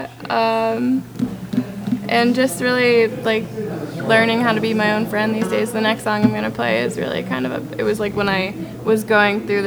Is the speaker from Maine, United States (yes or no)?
yes; Portland, Maine, United States; moved away as an adult; now in Burlington, United States; I'm from Portland, Maine. I've been in Burlington for August will be 6 years